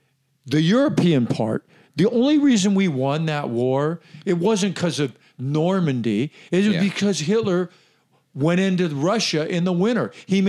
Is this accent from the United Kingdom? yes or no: no; Ireland; because I'm Irish and I have a short fuse